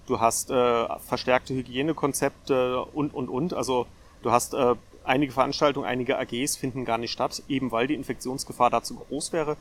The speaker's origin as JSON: {"language": "German", "town": "Darmstadt", "region": "Hesse", "country": "Germany", "tie": "born or raised there", "said": "Ich bin in Darmstadt geboren und dann einmal um die Stadt herumgezogen im Laufe der Zeit"}